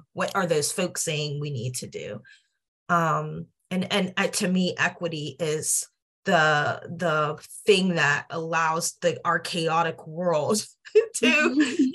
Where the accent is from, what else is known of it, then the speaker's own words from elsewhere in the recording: Johnstown, Pennsylvania, United States; I'm from Johnstown, Pennsylvania, small rural town, you know, steel town, and like in the middle of PA between Philly and Pittsburgh. And, you know, I had a great childhood